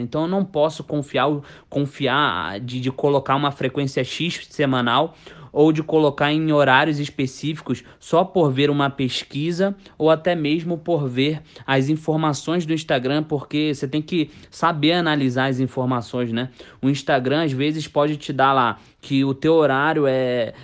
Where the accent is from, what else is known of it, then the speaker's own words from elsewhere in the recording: Rio de Janeiro, Brazil; eu sou carioca